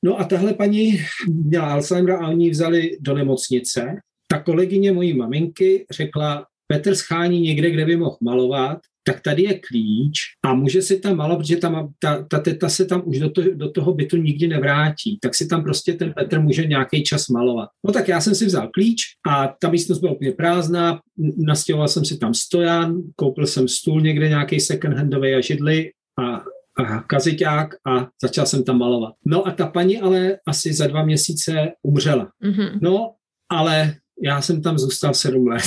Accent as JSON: {"language": "Czech", "region": "Bohemia", "country": "Czechia", "tie": "born or raised there", "also_born_or_lived": "Prague", "moved": "as an adult", "lives_now": "Worcester, United Kingdom", "said": "my jsme vyrůstali v Čechách s knížkama"}